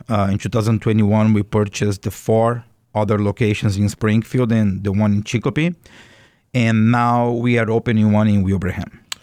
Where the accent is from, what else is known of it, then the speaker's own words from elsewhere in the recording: Brazil; English is a second language; moved away as an adult; also born or lived in Boston; now in United States; I am originally from Brazil